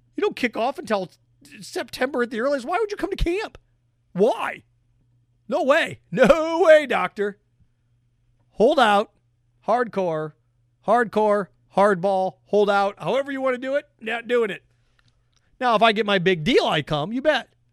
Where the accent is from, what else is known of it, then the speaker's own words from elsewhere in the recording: Indiana, United States; moved away; my home state of Indiana